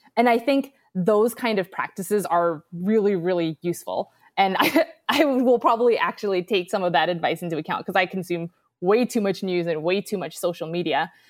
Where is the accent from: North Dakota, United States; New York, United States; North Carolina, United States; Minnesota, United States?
New York, United States; New York City; moved away as an adult; also born or lived in Wisconsin; now in Austin, United States; I'm originally from New York City